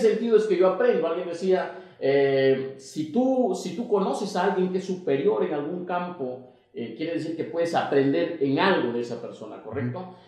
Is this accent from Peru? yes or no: yes; Piura, Peru; yo soy de Piura